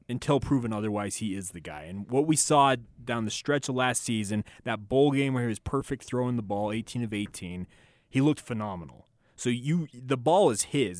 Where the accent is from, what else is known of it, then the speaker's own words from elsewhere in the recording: Orem, Utah, United States; I grew up in Orem, Utah